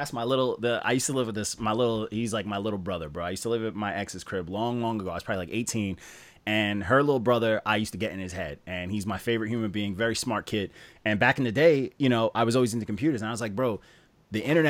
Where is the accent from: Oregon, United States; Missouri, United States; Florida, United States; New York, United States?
New York, United States; Long Island; I'm from Long Island, I'm from New York